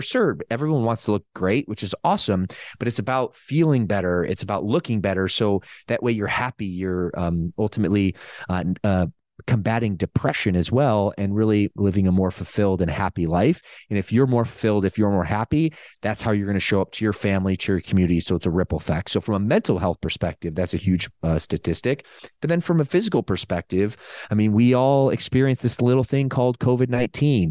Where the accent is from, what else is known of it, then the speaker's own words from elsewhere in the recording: Midwest, United States; moved away as an adult; also born or lived in Southern California; now in California, United States; I'm originally from the Midwest